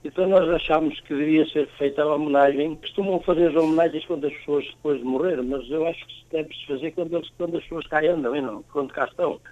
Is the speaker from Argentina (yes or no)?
yes; Argentina; also born or lived in Portugal; sou da Argentina. Fui com a minha mãe e a minha irmã quando tinha 3 anos